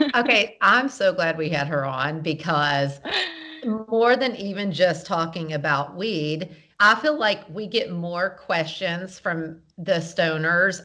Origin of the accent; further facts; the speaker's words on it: the South, United States; I'm from the South